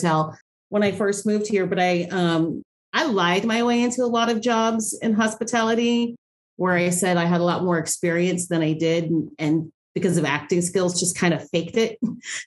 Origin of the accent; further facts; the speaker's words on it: Ohio, United States; moved away as an adult; also born or lived in Chicago; I grew up in Ohio